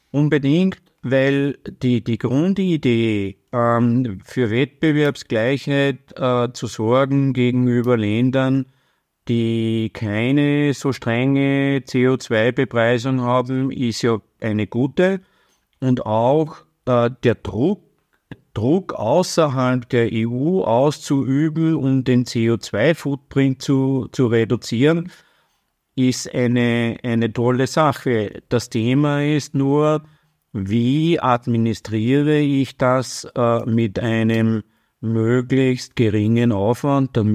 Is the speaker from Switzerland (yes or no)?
no; Austria; Und als Österreicher, ähm, das ist in Österreich das Bundesfinanzministerium